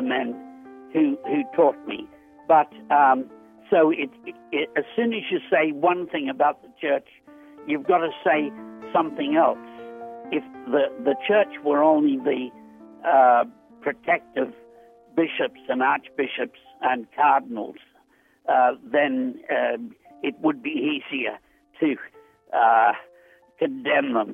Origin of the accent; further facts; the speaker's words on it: Australia; I'm a writer from Australia